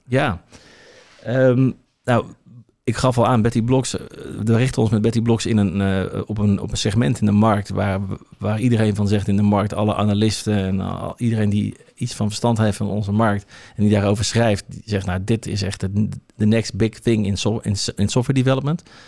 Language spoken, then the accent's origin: Dutch; Obdam, North Holland, Netherlands; Wij komen van oorsprong uit Opdam. Ja. Uh, ehm, eh, Opdam is een prachtig dorp. Eh, op 15 minuten rijden van, van Alkmaar ben ik opgegroeid.